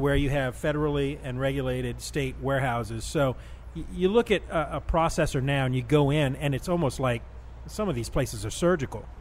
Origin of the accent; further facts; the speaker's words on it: New Orleans, Louisiana, United States; growing up in New Orleans and going to school in New Orleans